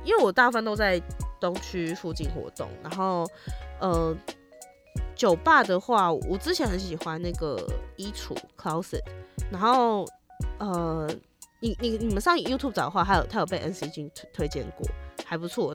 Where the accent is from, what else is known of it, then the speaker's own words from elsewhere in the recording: Tainan, Taiwan; moved away; 我老家在台南，对啊。可是每次回台南都是因为你知道，就是去看老人家